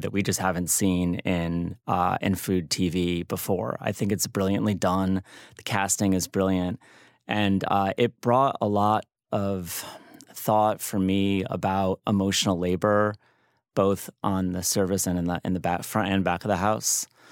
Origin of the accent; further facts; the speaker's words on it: New Haven, Connecticut, United States; moved away as an adult; now in Chicago, United States; I'm not from Chicago, but I've lived there for thirty years. I'm actually from New Haven